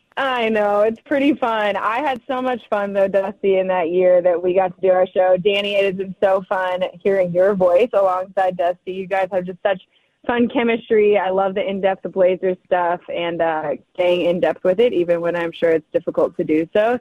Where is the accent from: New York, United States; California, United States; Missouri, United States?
California, United States; San Diego; moved away; also born or lived in Portland; I'm from San Diego